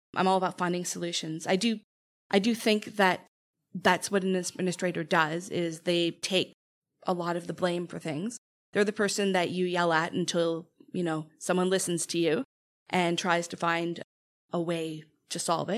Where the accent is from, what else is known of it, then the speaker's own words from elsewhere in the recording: Toronto, Ontario, Canada; now in Hamilton, Canada; I grew up in Toronto